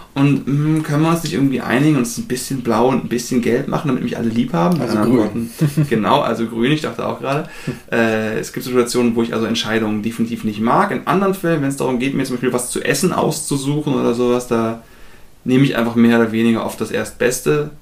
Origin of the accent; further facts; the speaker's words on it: Germany; wir zumindest als Deutsche